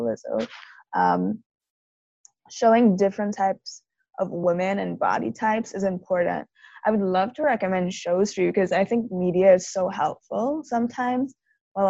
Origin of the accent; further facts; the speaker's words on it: Trinidad & Tobago; us growing up in Trinidad, even though Black people are the majority